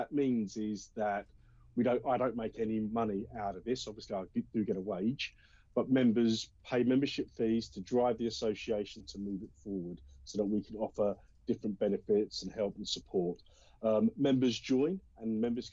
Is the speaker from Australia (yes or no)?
no; Colchester, East of England, United Kingdom; I am from Colchester, Essex